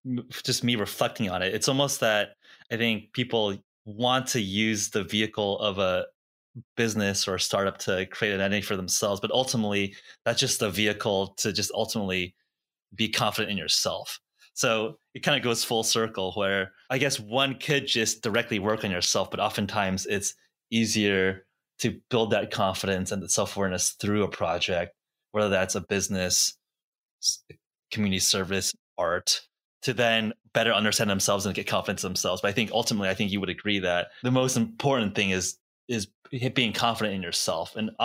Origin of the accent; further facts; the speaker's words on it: United States; I've always kind of thought of myself as American first and foremost.